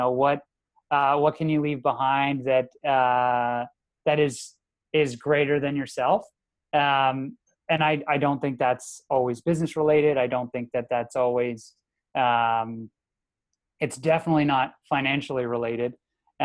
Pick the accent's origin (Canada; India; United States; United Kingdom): Canada; the Maritimes; being a Maritimer, I was born in the Maritimes, went to school in the Maritimes